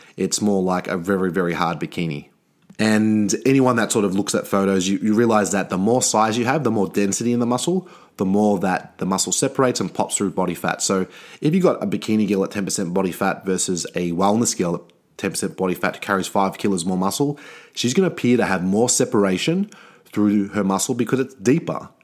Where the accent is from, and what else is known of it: Australia